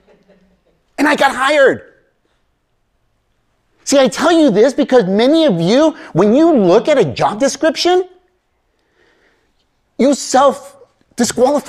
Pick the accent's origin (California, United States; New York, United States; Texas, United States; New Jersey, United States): California, United States; Bay Area; English is a second language; I grew up in the Bay Area. I still live there in the Bay Area, you know, Silicon Valley